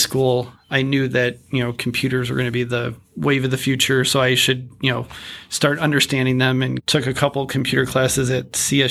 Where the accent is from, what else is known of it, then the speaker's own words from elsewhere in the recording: Cleveland, Ohio, United States; Yep, born and raised